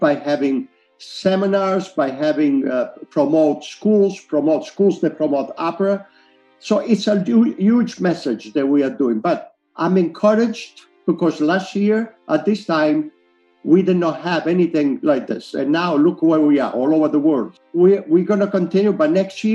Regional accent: Italy; now in United States; I'm Italian, I'm also American

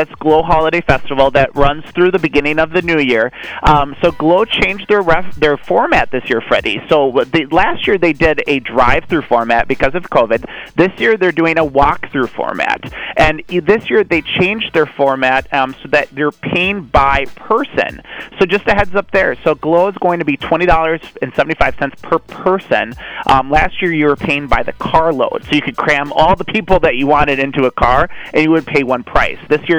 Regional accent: Blaine, Minnesota, United States; I grew up in Blaine.

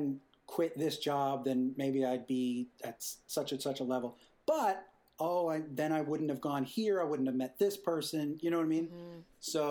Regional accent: Boston, Massachusetts, United States; moved away as an adult; also born or lived in Chicago; now in Los Angeles, United States; I was originally from Boston. I went to school there. Then I moved to Chicago

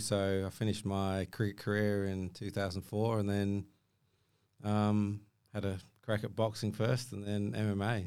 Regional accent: Ballarat, Victoria, Australia; moved away; I grew up in Australia

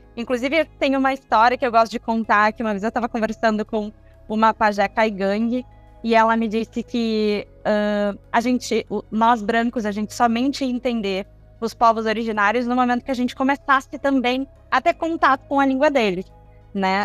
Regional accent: Brazil; nós como brasileiros, a gente tem a nossa cultura brasileira

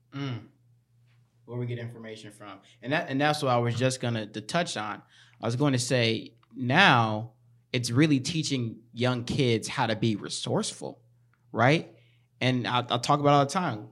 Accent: Chicago, Illinois, United States; moved away; I was born in Chicago, lived there for half my life, and then moved here for the rest of the, the half

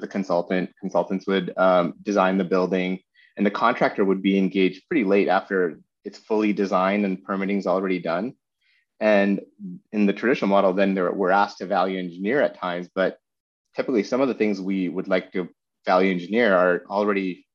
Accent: Vancouver, British Columbia, Canada; moved away as an adult; also born or lived in Seattle; I was born and raised in Vancouver

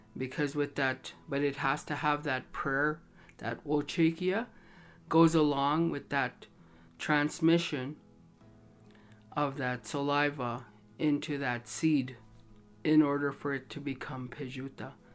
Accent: Standing Buffalo Dakota Nation, Saskatchewan, Canada; I come from Tatankanaji, Standing Buffalo.

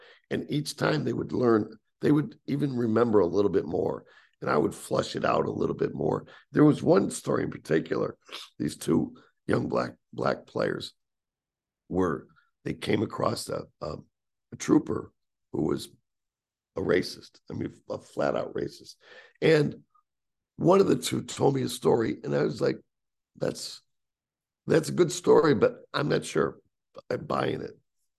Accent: Northeast, United States; But you're from the Northeast. I'm from the Northeast.

